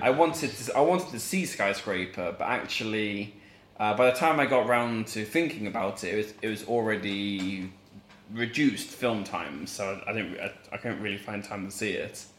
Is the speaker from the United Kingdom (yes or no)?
yes; England, United Kingdom; moved away; I grew up in like a middle class England